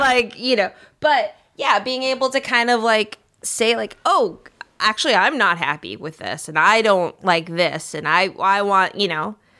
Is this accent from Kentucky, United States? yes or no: no; Minnesota, United States; moved away; growing up in Minnesota